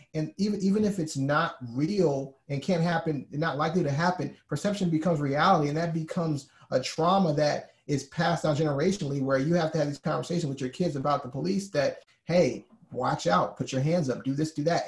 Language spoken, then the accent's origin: English; Alabama, United States; moved away; I'm from Alabama originally